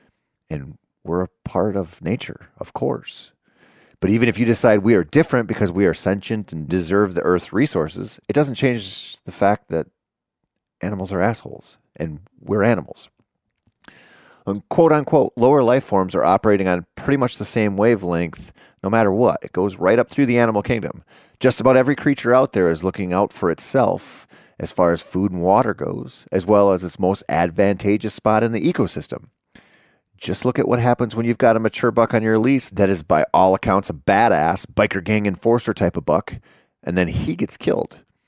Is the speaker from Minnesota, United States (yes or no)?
yes; Minnesota, United States; I grew up in the Driftless area of Minnesota, where spring-fed streams and the trout that live in them dominated much of my outdoor time for a good portion of my formative years.